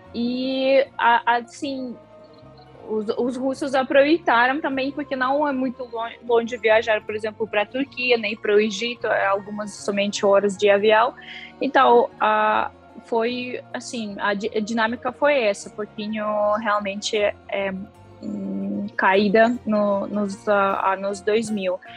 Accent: Tuapse, Krasnodar Krai, Russia; Portuguese is a second language; moved away as an adult; now in Brasília, Brazil; eu nasci na cidade que chama Tuapse essa cidade pequena e essa cidade ela fica perto de Sochi

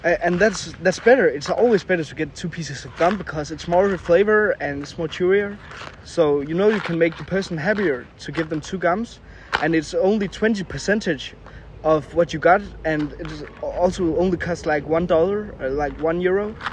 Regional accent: Denmark; English is a second language; we're from Denmark

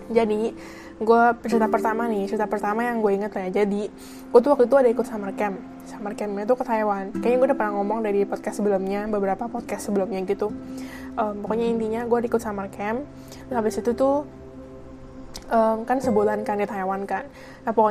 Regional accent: Jakarta, Indonesia; terus anak Indonya tuh nggak cuma dari Jakarta doang gue kan dari Jakarta

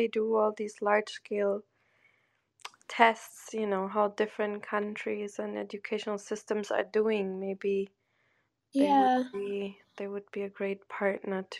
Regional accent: Germany; I grew up in Germany

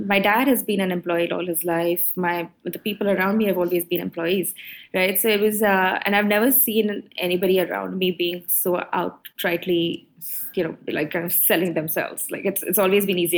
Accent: Mumbai, Maharashtra, India; moved away as an adult; now in Singapore; grow up in Bombay

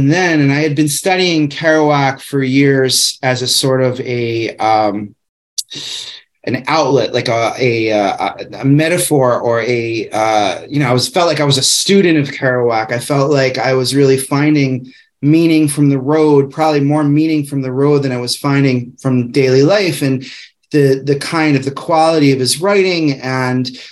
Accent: New York, United States; moved away as an adult; now in Arcata, United States; I'm from New York

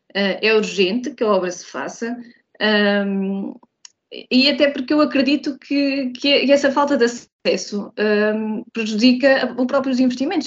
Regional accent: Portugal; eu sou também portuguesa

